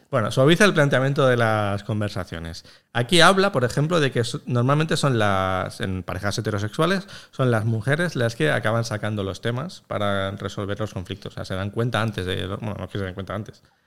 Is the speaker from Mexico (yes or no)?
no; Catalonia, Spain; los catalanes, que somos gente muy aburrida